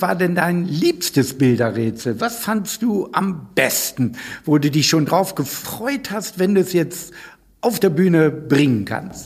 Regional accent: Northern Germany, Germany; Ich als Norddeutscher

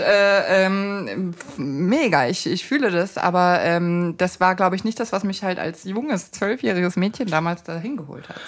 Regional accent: Lower Bavaria / Upper Bavaria border, Germany; da, wo ich herkomme, das rassistisches Niederbayern, äh, Oberbayern-Grenze

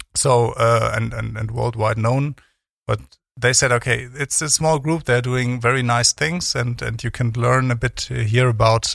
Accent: Cologne, North Rhine-Westphalia, Germany; moved away as an adult; also born or lived in East Berlin / Freiburg; now in Bremen, Germany; left Berlin when I was 10 years old, so um, not alone, but with my mother. So uh, I went to Cologne

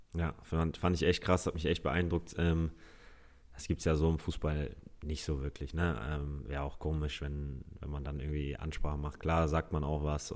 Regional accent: Hamburg, Germany; Ich bin Hamburger Jung

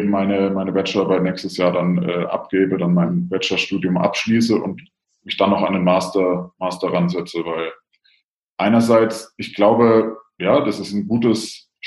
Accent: Bavaria, Germany; ich komme aus Franken, deswegen habe ich die ganze Coburg-Geschichte ja so ein bisschen aus der Ferne, aus Rothenburg auch miterlebt

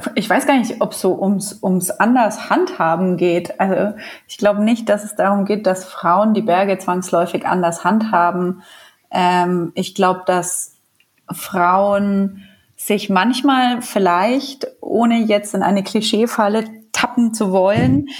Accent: Bamberg, Bavaria, Germany; now in Munich, Germany; ich komme ja auch nicht aus München oder nicht aus Bergnähe, sondern aus Bamberg

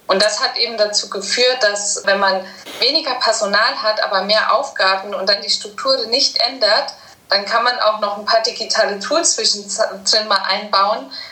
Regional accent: Saarland, Germany; Ich komme ja aus dem Saarland

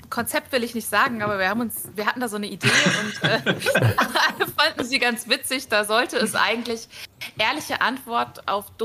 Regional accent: Saarland, Germany

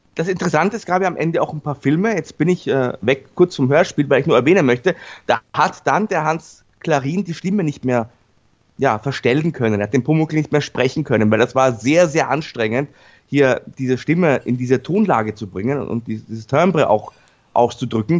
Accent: Vienna, Austria; für mich als Wiener

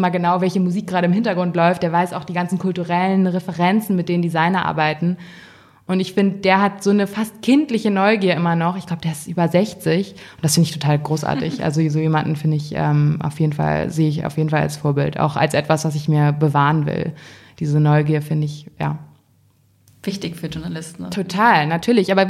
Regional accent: Hamburg, Germany; Also ich finde, Berlin ist schon eine sehr freie Stadt und ich komme ja aus Hamburg, ähm, wo man schon mal ein bisschen komisch angeguckt wird

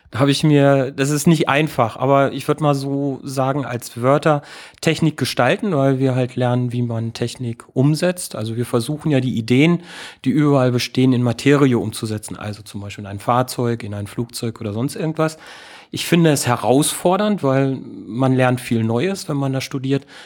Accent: Lower Saxony, Germany; moved away; Ich komme ähm, aus Niedersachsen, aus vom, meine Eltern haben einen landwirtschaftlichen Betrieb

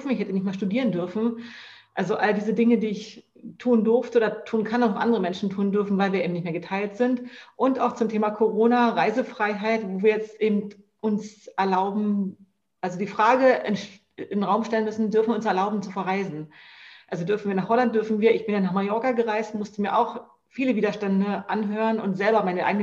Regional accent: East Germany, Germany; born there; Man muss aber sagen, ich bin in der DDR geboren

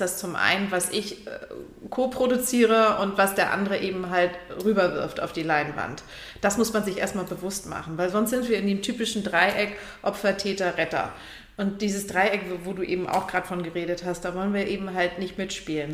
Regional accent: Lübeck, Schleswig-Holstein, Germany; now in Hamburg, Germany; ich bin aus Lübeck

